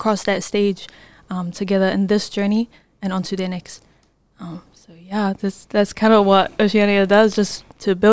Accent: Auckland, New Zealand; I'm from South Auckland, New Zealand, born and raised.

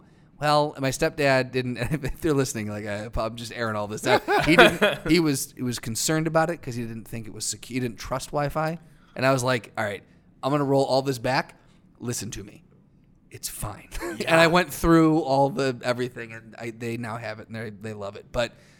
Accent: Schaumburg, Illinois, United States; also born or lived in Quad Cities, Illinois; now in Chicago, United States; So I was born in the Quad Cities. My folks split when I was super young, and I moved to Schaumburg when I was six. So I spent 0 to 6 in the Quad Cities, so smaller town.

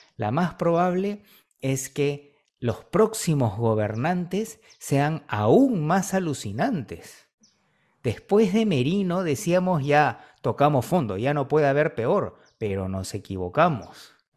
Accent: Peru; aquí en el Perú

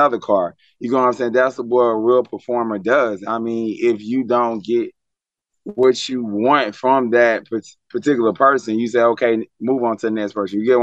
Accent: South Carolina, United States; moved away as an adult; now in Atlanta, United States; I'm from South Carolina. I'm from Pinehurst Park, 803 Metro

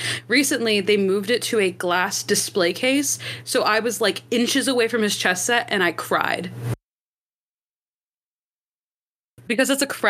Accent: the South, United States; This is what I get for growing up in the South.

